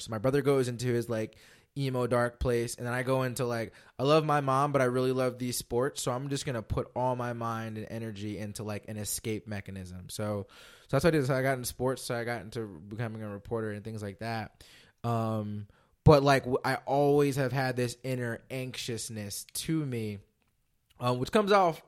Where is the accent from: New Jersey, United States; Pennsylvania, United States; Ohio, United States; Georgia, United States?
Pennsylvania, United States; Philadelphia; growing up in Philly